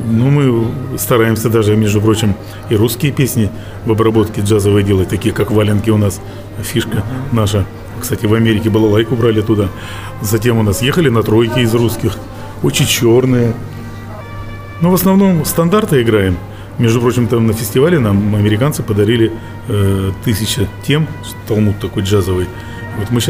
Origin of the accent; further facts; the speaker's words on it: Russia; Там было 20 коллективов, э, все американцы и мы из России.